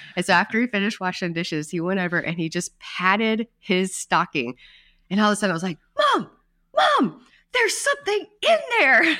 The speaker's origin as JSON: {"language": "English", "region": "North Carolina", "country": "United States", "tie": "born or raised there", "moved": "yes", "said": "my hometown pilgrimage"}